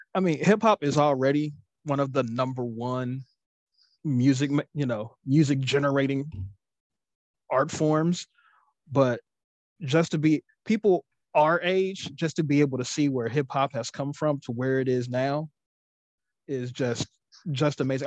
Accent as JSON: {"language": "English", "town": "Cincinnati", "region": "Ohio", "country": "United States"}